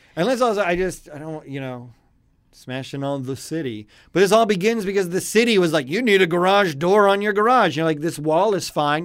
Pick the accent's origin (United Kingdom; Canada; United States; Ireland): Canada; also born or lived in Vancouver, British Columbia; me, Canadian